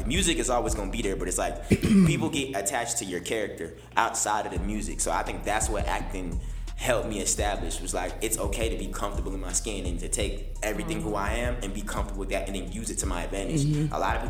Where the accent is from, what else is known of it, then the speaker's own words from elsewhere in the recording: United Kingdom; I let people know that I'm really not American, I'm really British, and I learned my accent to do music